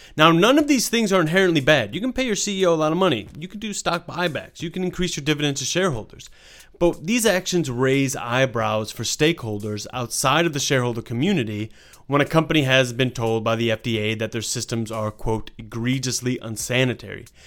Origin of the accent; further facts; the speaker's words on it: Australia; I am Australian